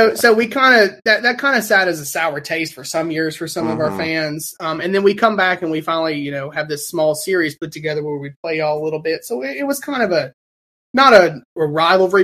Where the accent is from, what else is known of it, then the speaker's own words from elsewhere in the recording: Mississippi Gulf Coast, United States; I am from Mississippi. I'm from the Gulf Coast